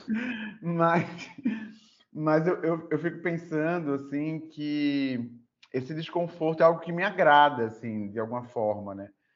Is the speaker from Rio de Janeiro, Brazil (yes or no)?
no; Recife, Pernambuco, Brazil; now in Natal, Brazil; Eu moro em Natal, né, já tem um, um tempo, sou de Recife, mas moro em Natal.